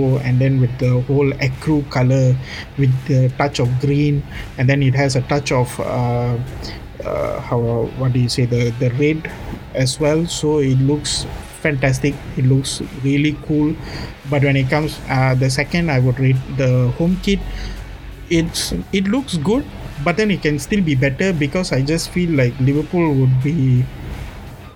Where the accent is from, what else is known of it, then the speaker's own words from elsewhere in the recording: Malaysia; I'm Malaysian, so us Malaysians, since I'm an Indian, I used to go to Batu Caves.